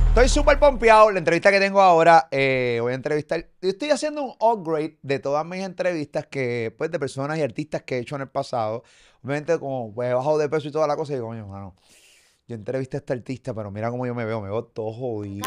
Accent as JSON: {"language": "Spanish", "country": "Puerto Rico", "said": "como puertorriqueño"}